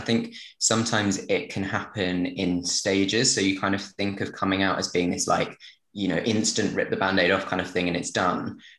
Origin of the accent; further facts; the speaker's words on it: near Brighton, South East England, United Kingdom; growing up near Brighton and things where it was very accepting